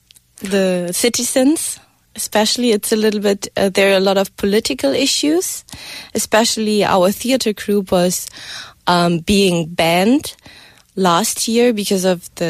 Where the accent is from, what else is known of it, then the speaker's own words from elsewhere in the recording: Germany; moved away as an adult; now in Korea; So in Germany, I studied media science and Korean studies.